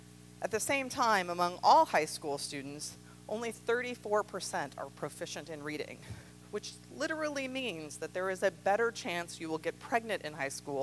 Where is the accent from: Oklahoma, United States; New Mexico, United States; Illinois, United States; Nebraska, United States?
New Mexico, United States; Roswell; moved away as an adult; So I've spent more of my life in other places than I have in Roswell. But growing up in Roswell had a fundamental impact on my worldview.